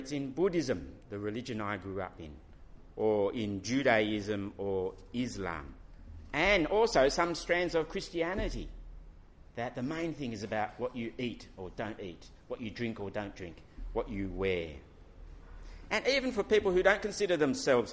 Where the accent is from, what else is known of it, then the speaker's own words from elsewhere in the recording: Australia; my nationality will say Australian. And yes, I belong in Australia